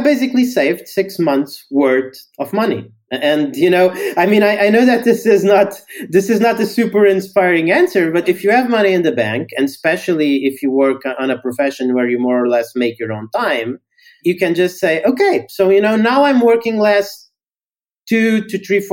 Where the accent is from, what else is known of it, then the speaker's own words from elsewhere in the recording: Portugal; I'm from Portugal. So initially I started writing in Portuguese